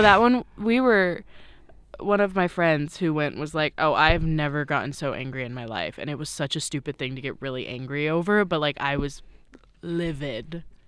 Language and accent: English; Washington, United States; I'm from Washington